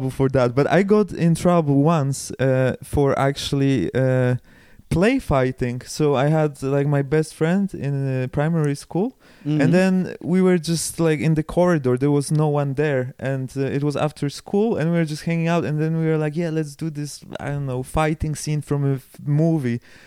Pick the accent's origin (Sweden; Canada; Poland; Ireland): Poland; Karpacz, Lower Silesian Voivodeship; English is a second language; moved away as an adult; now in Zurich, Switzerland; I'm from a small town, Karpacz, in the mountains